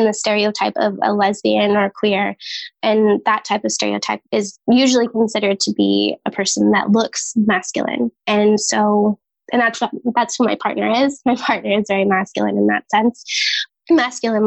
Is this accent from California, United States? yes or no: yes; Santa Clarita, California, United States; also born or lived in San Diego, California; I come from Santa Clarita, California, so like Six Flags area